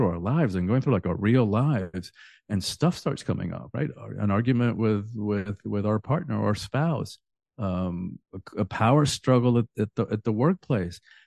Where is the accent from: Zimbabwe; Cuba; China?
Cuba; now in Miami, United States; I'm from the Caribbean. I'm Cuban originally.